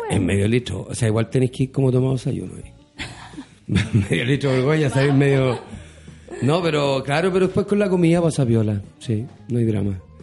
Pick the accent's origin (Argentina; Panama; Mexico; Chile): Chile; como buen chileno